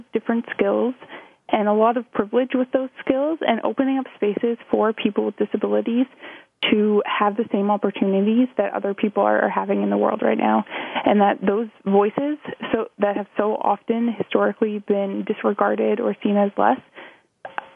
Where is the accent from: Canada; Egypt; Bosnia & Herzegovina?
Canada; Thornbury, Ontario; also born or lived in Ottawa, Canada; I grew up in Thornbury, Ontario, which is a small town 2.5 hours west of Toronto